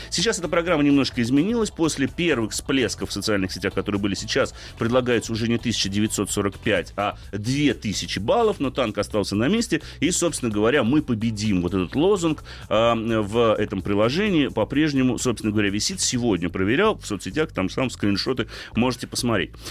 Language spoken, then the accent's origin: Russian; Moscow, Russia; как москвич